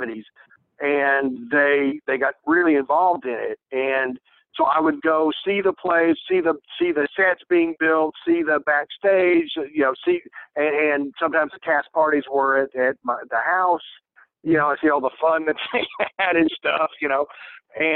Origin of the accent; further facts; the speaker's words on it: Dalton, Georgia, United States; moved away as an adult; also born or lived in Cincinnati, Ohio / Cleveland, Ohio / Los Angeles; I was like three years old when they moved to Georgia